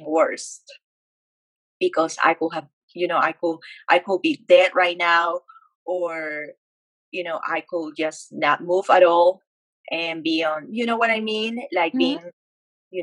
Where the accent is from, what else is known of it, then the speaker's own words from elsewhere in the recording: Peru; moved away as an adult; now in Dallas, United States; I grew up in Peru and I moved to the States when I was 19 years old